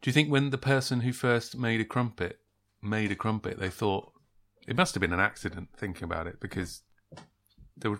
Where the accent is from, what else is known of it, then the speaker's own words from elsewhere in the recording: England, United Kingdom; as an Englishman